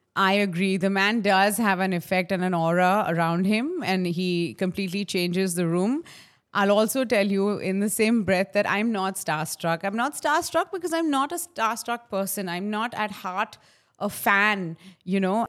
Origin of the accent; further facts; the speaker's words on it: Mumbai, Maharashtra, India; when I was a little girl and I grew up in Khar, fourteenth road, uh, in a building called Shiv Kripa.